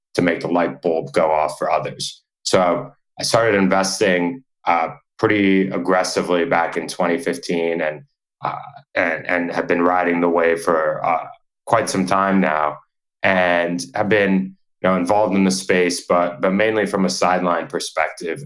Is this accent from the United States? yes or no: yes; New York, United States; moved away as an adult; also born or lived in Nashville, Tennessee; I'm from New York originally.